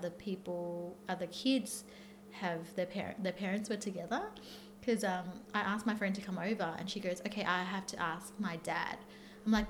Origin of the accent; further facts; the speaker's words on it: Thailand; moved away; we grew up in Thailand